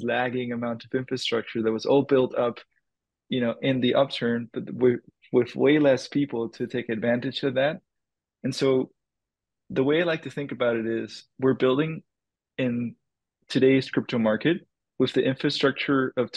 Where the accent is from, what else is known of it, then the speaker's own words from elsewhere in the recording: Dominican Republic; moved away; I grew up in the Dominican Republic